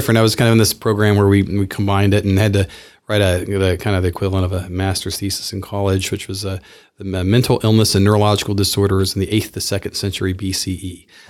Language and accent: English; Clarksville, Tennessee, United States; now in Spokane, United States; Well, I'm from Clarksville, Tennessee. So it's a town outside of Nashville, about an hour. I grew up down south. I'm a Southerner.